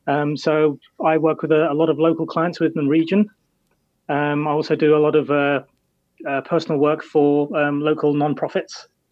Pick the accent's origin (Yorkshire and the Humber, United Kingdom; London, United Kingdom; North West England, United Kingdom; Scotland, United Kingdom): London, United Kingdom; moved away as an adult; also born or lived in Brighton, England; now in New Hamburg, Canada; I was born in London, in England, and then we lived in Brighton for a while, which is a city about the same population size as Kitchener-Waterloo, 250,000.